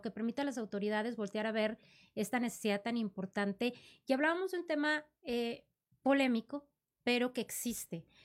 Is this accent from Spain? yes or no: no; Coahuila, Mexico